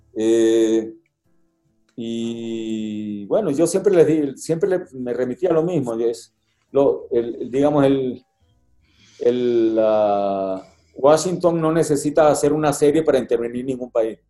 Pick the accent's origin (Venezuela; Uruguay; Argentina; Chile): Venezuela; now in Mexico; siendo venezolano